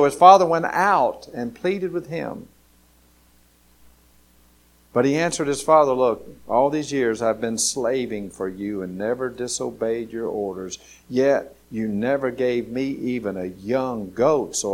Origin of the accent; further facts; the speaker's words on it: Grady, Alabama, United States; I was going from Grady, Alabama, going off to college